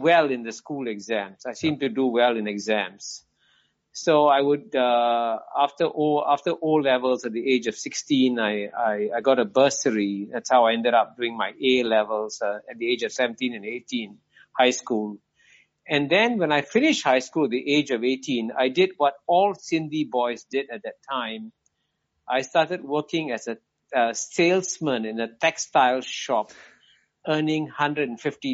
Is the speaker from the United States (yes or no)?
no; Singapore; I was born here in 1948. So that's how I ended up not being born in Pakistan, but in Singapore